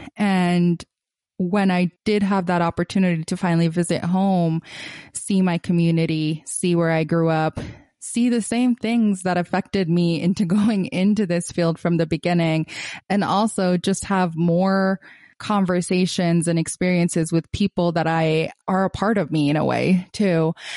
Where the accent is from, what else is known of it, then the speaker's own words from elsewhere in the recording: Gaza, Gaza Strip, Palestine; moved away as an adult; I am originally from Gaza, Palestine. I was born there and grew up a big chunk of my life there till I was eighteen